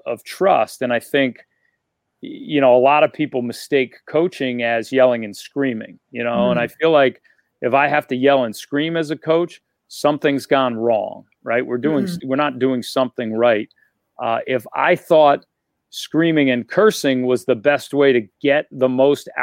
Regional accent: New York, United States; moved away as an adult; also born or lived in Rhode Island / Maine; now in Providence, United States; So, I grew up in New York. Both my parents are from the Bronx

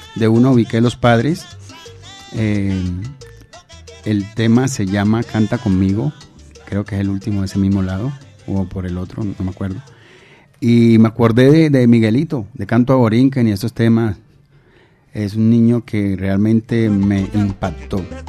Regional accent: Cali, Valle del Cauca, Colombia; Tengo mucha familia en Tumaco, pero soy caleño

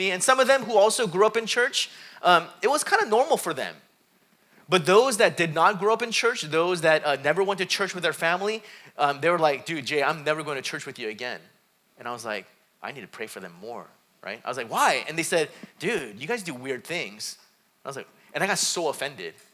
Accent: South Korea; born there; I was born in Korea. Uh, both my dad's side and my mom's side, they, were, eh, they were Buddhists. So I remember as a young kid, we'd go to Buddhist temples.

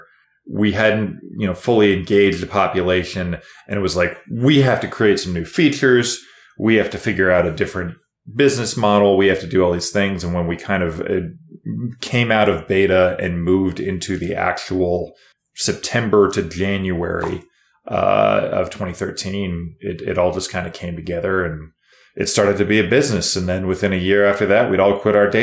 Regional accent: Kansas, United States; moved away as an adult; now in Las Vegas, United States; we are all originally from Kansas

